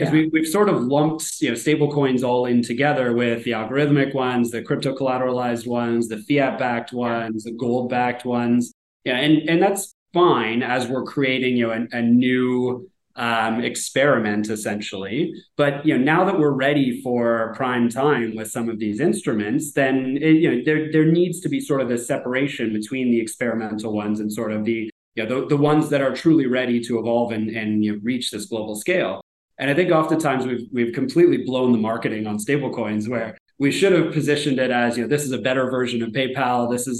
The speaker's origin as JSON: {"language": "English", "country": "Canada", "said": "back to my example of me as a Canadian, you know, going down to Vegas"}